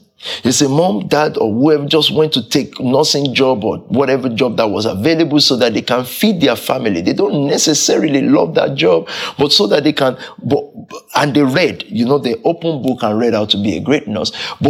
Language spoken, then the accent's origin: English; London, United Kingdom; And from that culture, I grew up in Southeast.